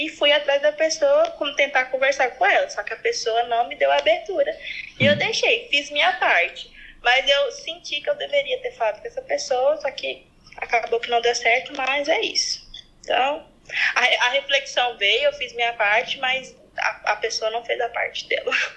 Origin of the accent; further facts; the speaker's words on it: Goiânia, Goiás, Brazil; accent: roceiro; Brasil, Goiás, Goiânia